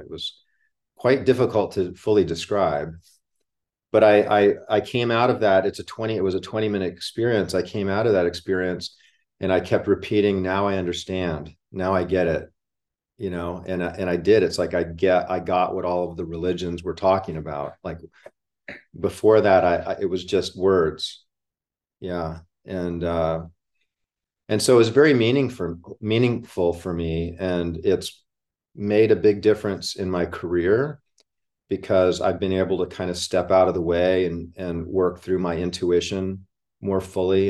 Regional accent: Hawaii, United States; now in Florida, United States; I grew up in Hawaii

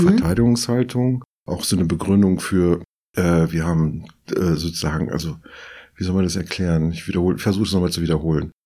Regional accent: southern France, France; now in Berlin, Germany; Ich bin in Südfrankreich groß geworden

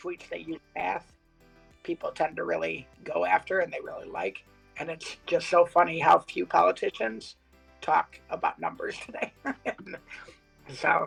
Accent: Ann Arbor, Michigan, United States; I grew up in Ann Arbor, Michigan, which is a pretty liberal place.

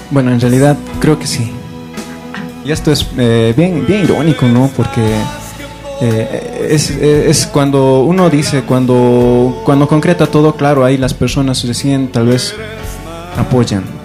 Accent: Potosí, Bolivia; soy potosino neto

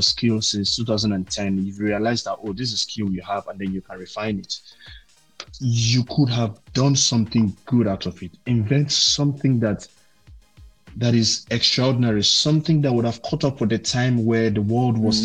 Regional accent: Nigeria; back home here

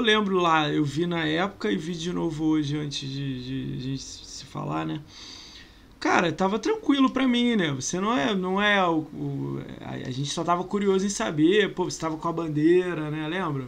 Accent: Rio de Janeiro, Brazil; Eu sou carioca

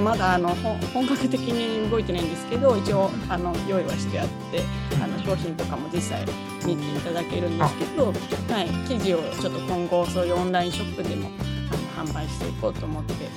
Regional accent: Kanagawa, Japan; now in Kiryu, Japan; 生まれは神奈川なんですけど、今、あの、桐生の

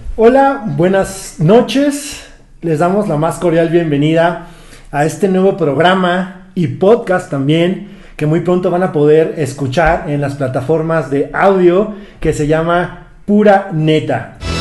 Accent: Mexico City, Mexico; yo soy chilango

